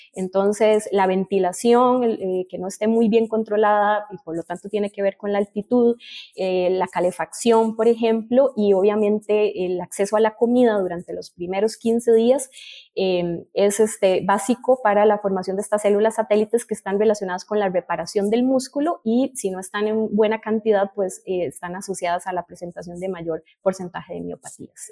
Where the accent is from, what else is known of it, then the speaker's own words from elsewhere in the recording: Costa Rica; aquí nosotros en mi país